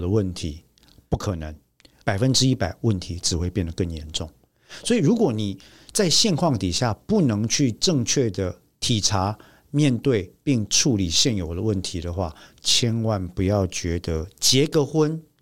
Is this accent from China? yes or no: no; Taiwan; 我们台湾人的父母啊，从过去我的父母那一代到这一代，到下一代